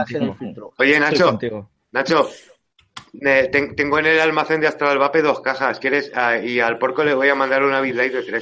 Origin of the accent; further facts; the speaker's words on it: Albacete, Castilla-La Mancha, Spain; mi tierra, en el Albacete